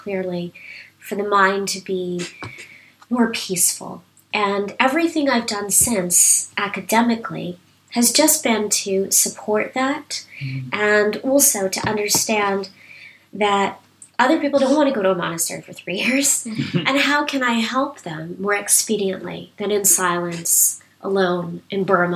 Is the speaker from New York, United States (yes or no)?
yes; New York City, New York, United States; moved away as an adult; also born or lived in Asia; now in United Kingdom; I come from New York City